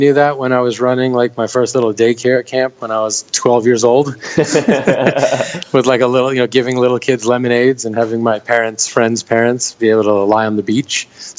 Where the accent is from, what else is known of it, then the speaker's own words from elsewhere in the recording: Manhattan, New York, United States; No, I'm actually from Manhattan. I moved to Brooklyn about 5 years ago.